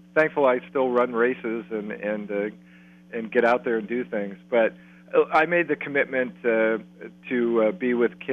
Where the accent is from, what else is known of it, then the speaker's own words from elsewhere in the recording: Columbia County, Pennsylvania, United States; I'm from Columbia County.